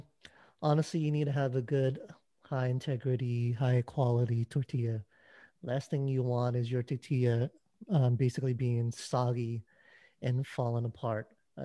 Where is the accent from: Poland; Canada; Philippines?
Philippines; As a Filipino, I've kind of become a taco expert.